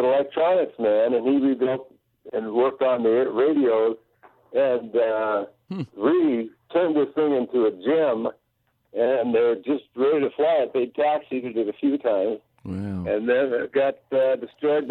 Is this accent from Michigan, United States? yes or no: no; Los Angeles County, California, United States; I grew up here in Los Angeles County